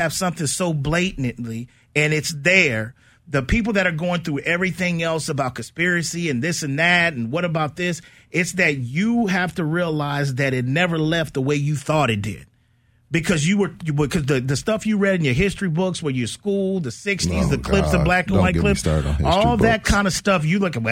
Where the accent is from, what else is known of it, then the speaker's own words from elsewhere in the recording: San Antonio, Texas, United States; we born and raised in San Antonio, man. I went through Windcrest